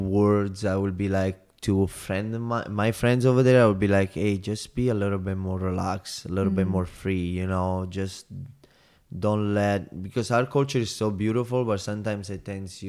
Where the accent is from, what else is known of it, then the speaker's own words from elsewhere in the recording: Salerno, Campania, Italy; English is a second language; It's not a big city. It's like under them 60,000 people. It's on the water, so that's the beauty about.